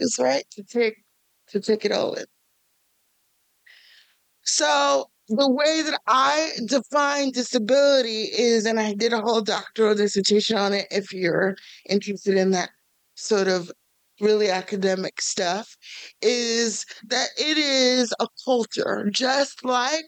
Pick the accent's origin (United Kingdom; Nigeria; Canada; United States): United States; New York City, New York; now in Kansas City, United States; I am originally from New York City.